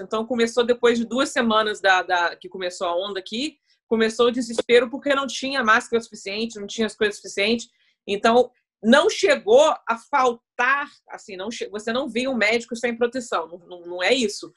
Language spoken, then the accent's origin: Portuguese; Brazil; now in United Kingdom; como brasileira